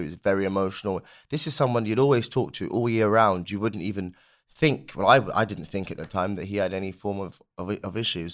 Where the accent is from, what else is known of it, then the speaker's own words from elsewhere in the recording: London, United Kingdom; a young black kid growing up in London